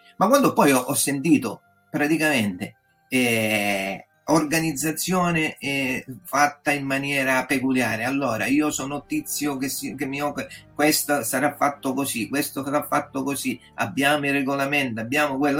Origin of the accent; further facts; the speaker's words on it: Catania, Sicily, Italy; moved away as an adult; now in Parma, Italy; sono originario di Catania, però vivo dal 2020 eh, a Parma, eh, in Emilia Romagna